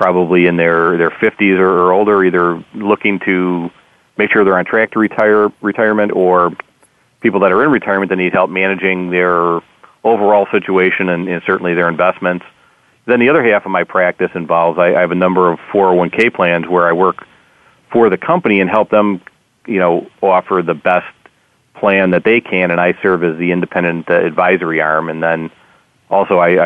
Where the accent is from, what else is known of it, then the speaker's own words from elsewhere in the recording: Wisconsin, United States; moved away as an adult; now in Chicago, United States; I grew up in Wisconsin, and I'm a diehard Packer fan living in Chicago